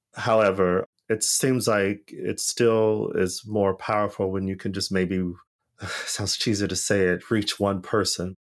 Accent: United States; now in Europe; me being here in Europe, as an American

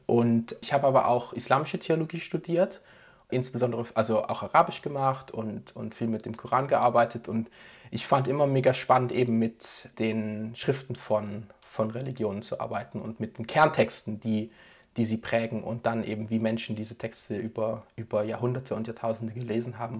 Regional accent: Tübingen, Baden-Württemberg, Germany; now in Basel, Switzerland; ich komme ursprünglich aus Tübingen und lebe jetzt in der Schweiz, in Basel

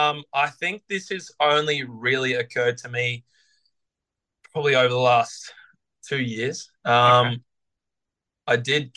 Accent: Sydney, New South Wales, Australia; now in Brisbane, Australia; You know, wanting to stay in Brisbane, basically, because I came from Sydney and this was only supposed to be a temporary thing for me.

